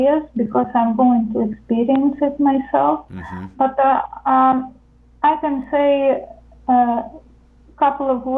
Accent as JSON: {"language": "English", "country": "Ukraine", "also_born_or_lived": "United States", "moved": "as an adult", "lives_now": "Netherlands", "said": "I come originally from Ukraine. I'm Ukrainian"}